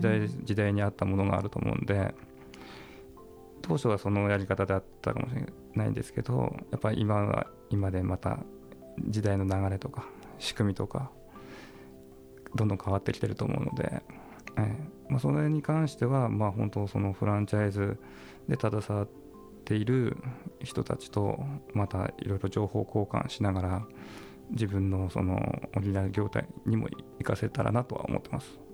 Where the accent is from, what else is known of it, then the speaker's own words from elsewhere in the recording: Toyama, Japan; 僕が生まれ育ったところ